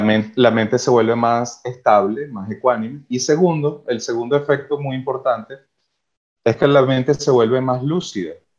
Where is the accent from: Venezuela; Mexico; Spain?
Venezuela; moved away; Los venezolanos tenemos una cualidad de apertura